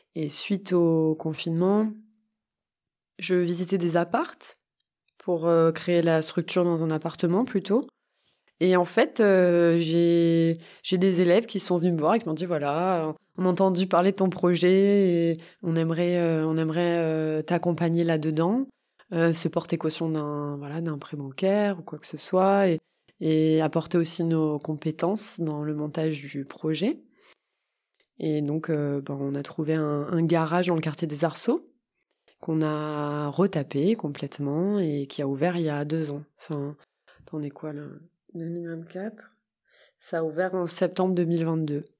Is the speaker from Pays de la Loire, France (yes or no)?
no; Montpellier, Occitania, France; j'habite à Montpellier, je suis née à Montpellier